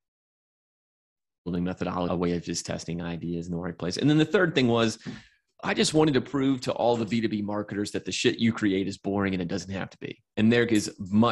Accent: Atlanta, Georgia, United States; I'm from Atlanta

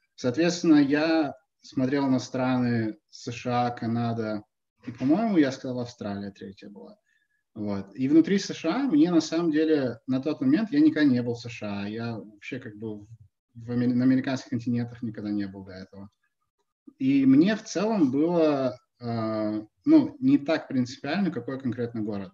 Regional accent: Perm, Perm Krai, Russia; now in New York, United States; я там вырос в Перми

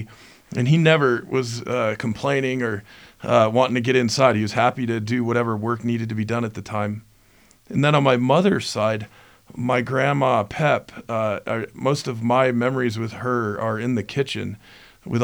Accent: Denver, Colorado, United States; also born or lived in Seattle; I was born in Seattle and spent my early years in the Pacific Northwest and then bounced around the country a bit as a kid before landing in suburban Denver at the age of 10.

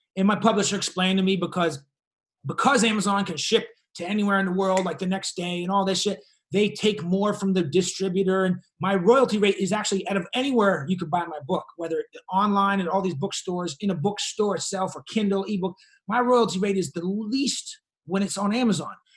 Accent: Boston, Massachusetts, United States; moved away as an adult; also born or lived in Brooklyn; now in Los Angeles, United States; I moved back from Brooklyn to, to Boston for like a year and a half, two years before I moved

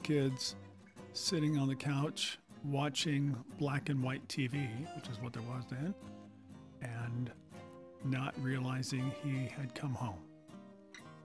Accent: California, United States; California, yeah, I was a West Coaster

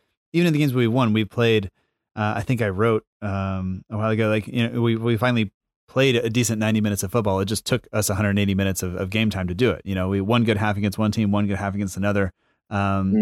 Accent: United States

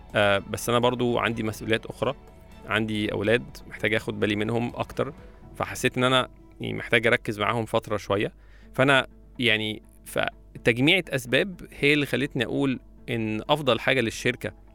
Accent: Egypt; وعندنا في مصر

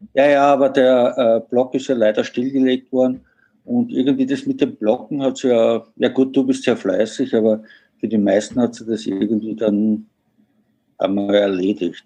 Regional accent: Vienna, Austria; also born or lived in Germany; wie man hört, bin ich Österreicher oder genauer gesagt Wiener

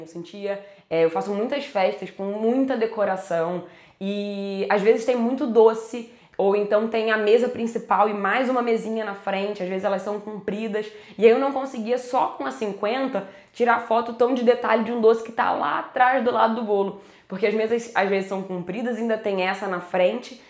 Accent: Rio de Janeiro, Brazil; eu sou do Rio

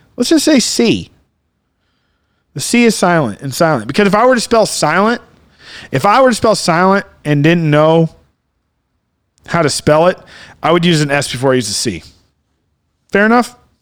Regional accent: Coral, Texas, United States; born or raised there

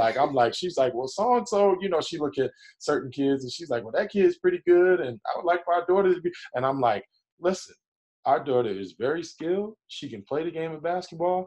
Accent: New Jersey, United States; I'm from New Jersey

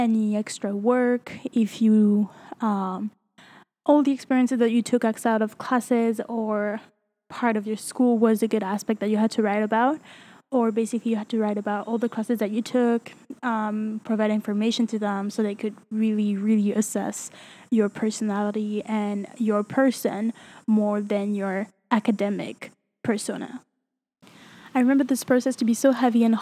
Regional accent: France; moved away as an adult; now in Montreal, Canada; I am originally from France and moved to Canada and Montreal in particular for studies.

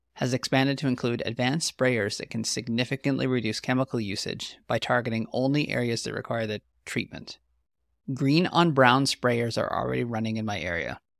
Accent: the Prairies, Canada; I'm an agronomist from the Western Canadian prairies

